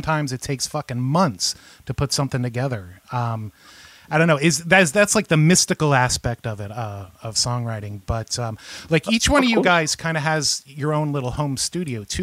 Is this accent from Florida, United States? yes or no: yes; Central Florida, United States; I'm from Central Florida and me and Buddy went to high school together.